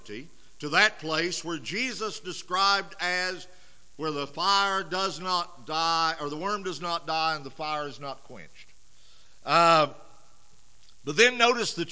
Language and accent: English; United States; As Americans